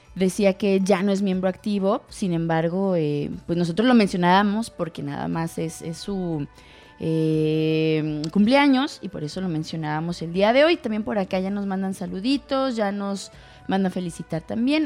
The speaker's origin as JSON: {"language": "Spanish", "country": "Mexico", "said": "dentro de nuestra cultura eh, como mexicanos"}